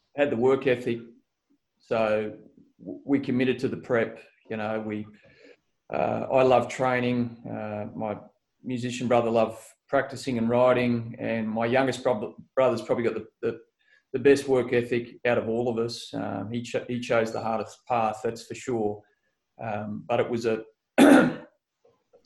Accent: Gold Coast, Queensland, Australia; also born or lived in Tweed Heads, New South Wales; So I'm from the Gold Coast. I'm one of the very few true locals. So I was born in Tweed Heads Hospital

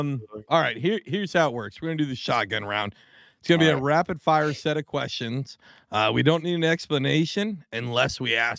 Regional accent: Washington, United States; now in New Jersey, United States; I'm from Washington State. I'm now calling New Jersey home.

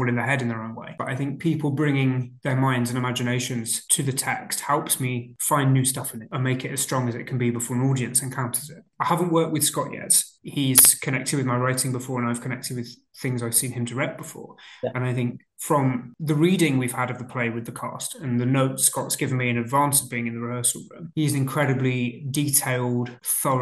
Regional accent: Boston, East Midlands, United Kingdom; I grew up in Lincolnshire in a place called Boston

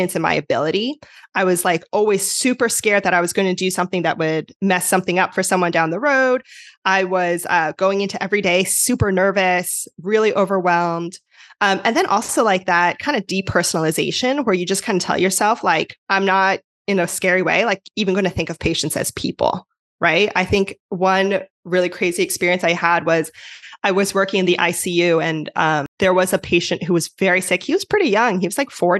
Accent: New Jersey, United States; moved away as an adult; now in California, United States; I'm originally from New Jersey, although now I'm out in California.

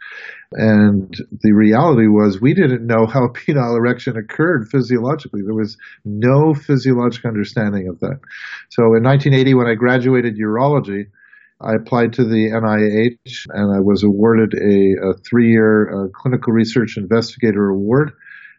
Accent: Montreal, Quebec, Canada; moved away as an adult; also born or lived in Providence; I'm from Montreal, Quebec, Canada, and I was a classic Canadian playing hockey

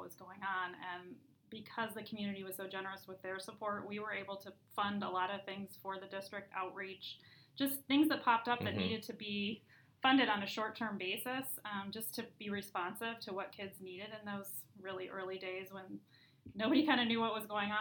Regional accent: Beavercreek, Ohio, United States; moved away as an adult; also born or lived in Indiana; now in Elmhurst, United States; I'm from Beaver Creek, Ohio. But moved to Elmhurst after going to Purdue University, Ohio State University

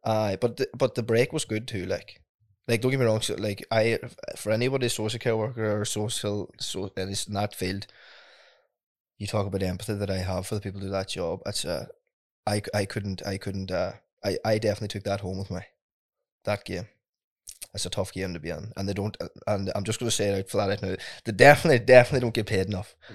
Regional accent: Ardara, Ulster, Ireland; I come from Ardra. It's, um, a small rural village southwest, uh, Donegal.

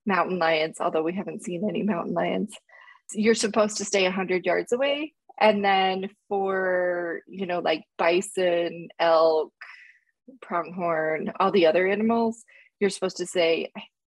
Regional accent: Utah, United States; also born or lived in Switzerland; We're from Utah, but we were living in Switzerland

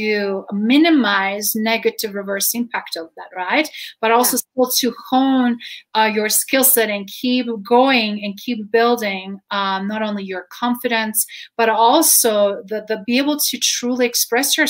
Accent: Croatia; English is a second language; now in Colorado, United States; I'm Croatian, but I grew up with two writing and reading styles

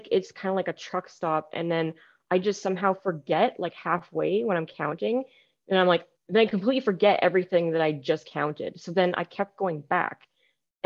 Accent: British Columbia, Canada; I was born in British Columbia, Canada here.

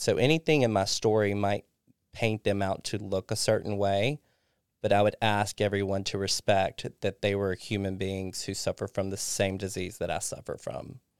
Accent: Kosciusko, Mississippi, United States; moved away; also born or lived in Florida; I went to Kosciuszko first, which is my hometown

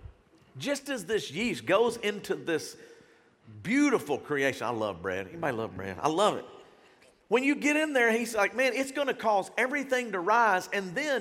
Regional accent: Shreveport, Louisiana, United States; I grew up in South Shreveport

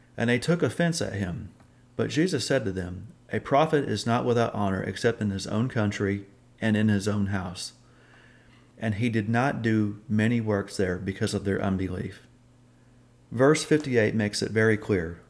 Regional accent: Oklahoma, United States; moved away as an adult; also born or lived in Alabama; moved away from my home state of Oklahoma to Alabama

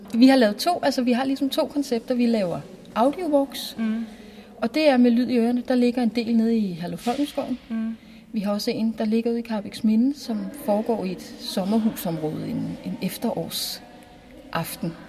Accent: Næstved, Zealand, Denmark; både Morten og jeg er jo Næstved Genser, mm. og er født og opvokset i Næstved

